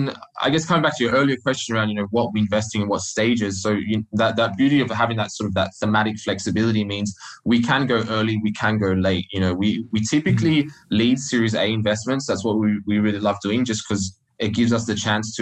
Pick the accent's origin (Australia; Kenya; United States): Australia; moved away as an adult; I started out life in Australia, if you can't tell from my funny accent